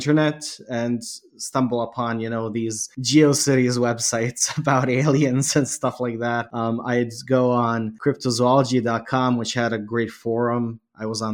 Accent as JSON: {"language": "English", "country": "Canada", "tie": "born or raised there", "moved": "yes", "lives_now": "Bosnia and Herzegovina", "said": "I grew up in Canada, but I am from Bosnia and Herzegovina and I live in my homeland now. I spent my childhood in Canada"}